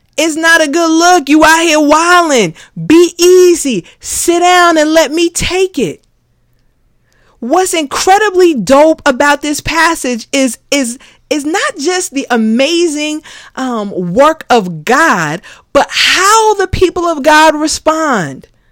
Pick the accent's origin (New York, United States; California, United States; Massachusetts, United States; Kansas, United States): New York, United States; New York City; As a kid growing up in the Bronx